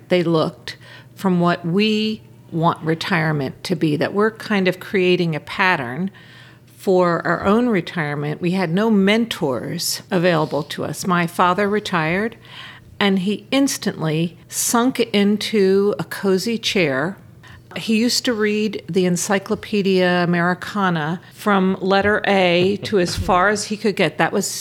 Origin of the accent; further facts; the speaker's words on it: Philadelphia, Pennsylvania, United States; I grew up in Philadelphia